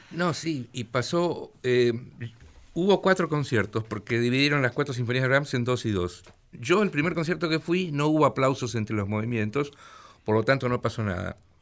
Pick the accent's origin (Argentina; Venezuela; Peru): Argentina; Mar del Plata, Buenos Aires Province; moved away as an adult; also born or lived in São Paulo; soy de Mar del Plata. Viví en Mar del Plata hasta los 19 años